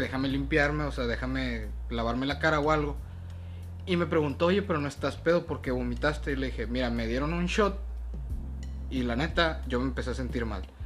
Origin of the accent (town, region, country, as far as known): Mexicali, Baja California, Mexico; born or raised there; also born or lived in Sinaloa